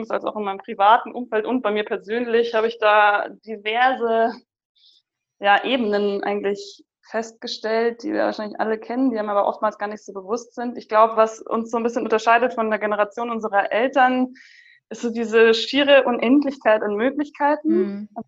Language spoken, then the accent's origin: German; Munich, Bavaria, Germany; ich bin die …, ich komme aus München, ich bin 29